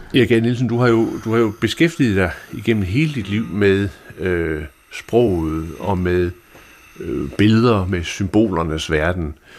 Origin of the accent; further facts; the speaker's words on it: Denmark; som jyde